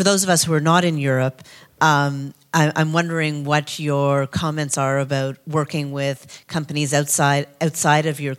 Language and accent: English; Canada; I'm a producer from Canada